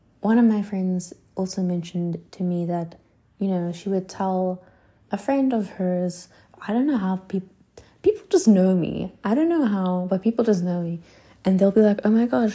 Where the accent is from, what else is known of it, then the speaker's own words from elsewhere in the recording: South Africa; moved away as an adult; now in Paris, France; I'm South African